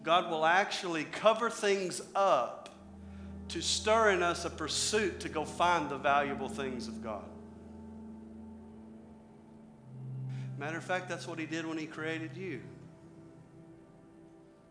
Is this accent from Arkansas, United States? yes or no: yes; Arkansas, United States; I'm from Arkansas